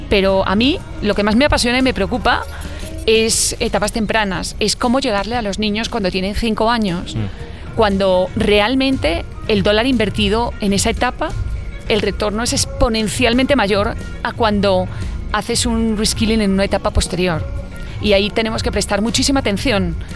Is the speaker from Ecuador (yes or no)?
no; Spain; accent: Spanish; also born or lived in Belgium / Poland / Italy / United States; now in Washington, United States; nací en España, soy mitad holandesa. Eh, pasé mis primeros años en España